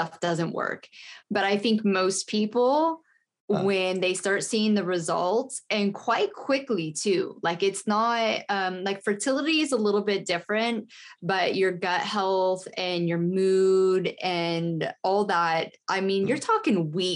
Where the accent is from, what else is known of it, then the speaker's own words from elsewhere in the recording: United States; also born or lived in United Kingdom; I'm American. I live in America